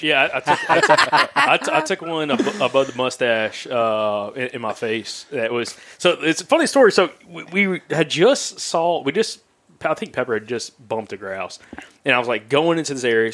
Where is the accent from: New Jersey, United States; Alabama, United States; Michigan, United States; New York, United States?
Alabama, United States; we're from the deep south, from Alabama